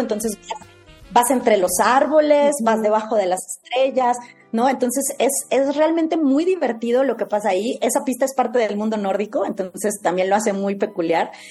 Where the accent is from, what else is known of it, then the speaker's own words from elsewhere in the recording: Mexico; como lo somos los mexicanos